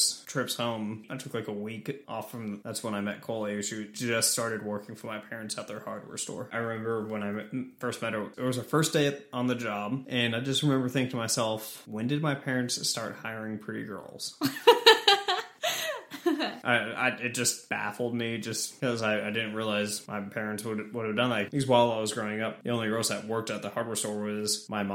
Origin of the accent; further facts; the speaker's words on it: Boonville, Missouri, United States; moved away; I grew up in Boonville, Missouri